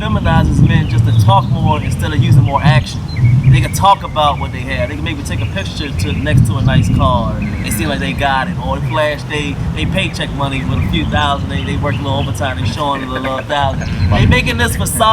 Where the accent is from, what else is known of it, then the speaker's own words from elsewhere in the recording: United States; I am from the United States